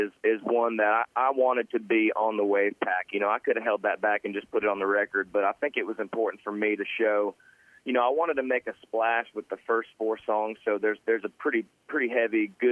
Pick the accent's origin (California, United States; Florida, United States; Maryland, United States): Florida, United States; Ormond Beach; I grew up in Ormond Beach, Florida, Volusia County. So I'm a Florida boy, tried and true